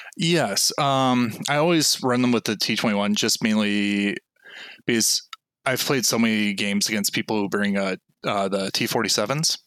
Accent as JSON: {"language": "English", "region": "Minnesota", "country": "United States", "said": "I'm actually from Minnesota. oh, uh, cool. Yep. So the Twin Cities area."}